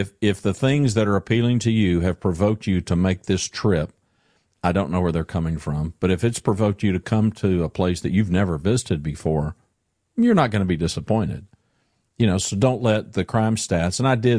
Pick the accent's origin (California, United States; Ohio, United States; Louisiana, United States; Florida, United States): Louisiana, United States; I grew up in Louisiana, and I grew up around big, tall pine trees and whatnot. But, yeah, ain't no mountains in Louisiana.